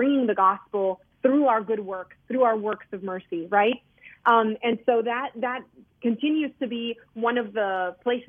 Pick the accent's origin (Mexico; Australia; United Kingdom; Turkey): Mexico; now in United States; I was born in Mexico